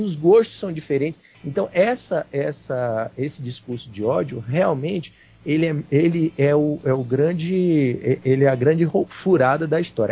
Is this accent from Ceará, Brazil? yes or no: yes; Fortaleza, Ceará, Brazil; now in Brasília, Brazil; eu sou nordestino, né? Eu nasci em Fortaleza, nasci no Ceará.